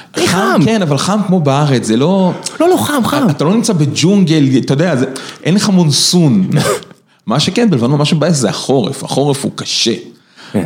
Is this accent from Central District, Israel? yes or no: yes; Rishon LeZion, Central District, Israel; אני גדלתי בראשון, אוקיי? בראשון אין טמפרטורות קיצוניות